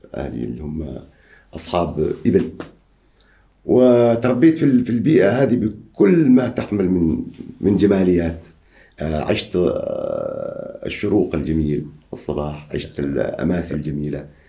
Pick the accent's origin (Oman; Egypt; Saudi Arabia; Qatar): Oman; عندنا في عمان